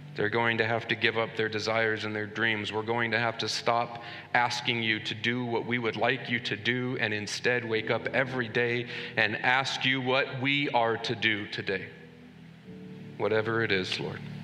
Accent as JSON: {"language": "English", "country": "United States"}